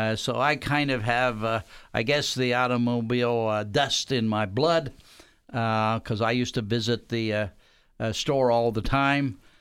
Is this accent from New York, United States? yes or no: no; Columbus, Ohio, United States; I grew up in Columbus